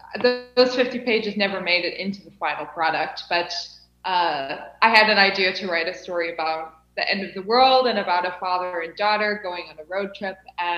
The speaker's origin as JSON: {"language": "English", "region": "Illinois", "country": "United States", "moved": "as an adult", "lives_now": "Cape Town, South Africa", "said": "Yes, I'm from Illinois."}